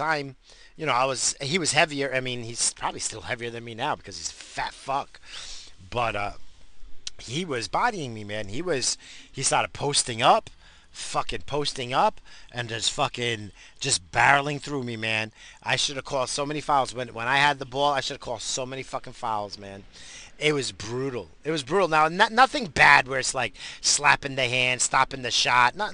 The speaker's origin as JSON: {"language": "English", "region": "New York", "country": "United States", "also_born_or_lived": "New England / California", "accent": "New York", "moved": "yes", "said": "I'm from New York. I got that New York accent"}